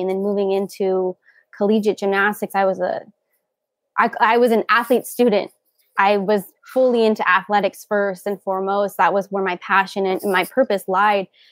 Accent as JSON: {"language": "English", "town": "Covina", "region": "California", "country": "United States", "also_born_or_lived": "Iowa", "said": "I am from Covina, California"}